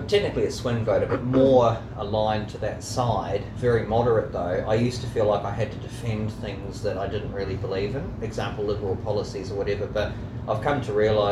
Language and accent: English; New Zealand; I grew up in New Zealand.